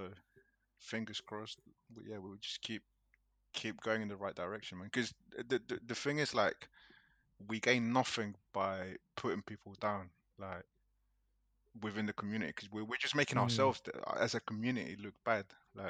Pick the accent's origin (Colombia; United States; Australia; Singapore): Colombia; growing up in Colombia, you hear so much shit